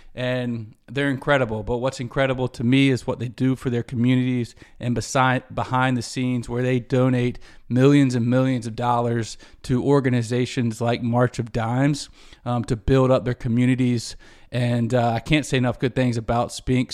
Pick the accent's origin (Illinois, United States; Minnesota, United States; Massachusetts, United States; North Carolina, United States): North Carolina, United States; Charlotte; in Charlotte as a kid